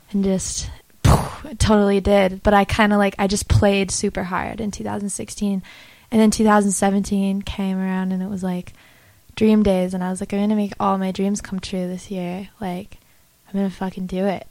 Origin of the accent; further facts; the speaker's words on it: Idaho, United States; moved away; also born or lived in Utah; I'm from Idaho, but I spent a lot of time in Utah